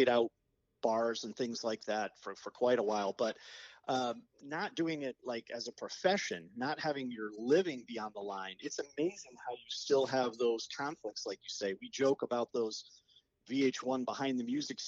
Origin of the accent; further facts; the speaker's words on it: Cheshire, Connecticut, United States; We grew up in Cheshire together